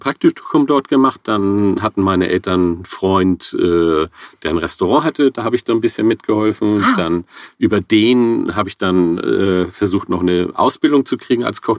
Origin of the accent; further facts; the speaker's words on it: Hamburg, Germany; also ich bin gebürtiger Hamburger, vor etlichen Jahren, Jahrzehnten hier in Hamburg geboren